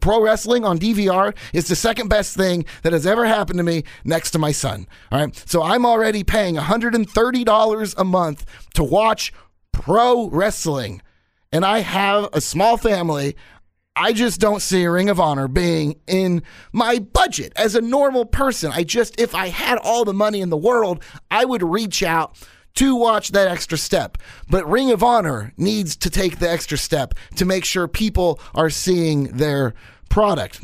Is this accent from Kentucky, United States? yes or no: no; Kansas City, Missouri, United States; my hometown of Kansas City at Kemper Arena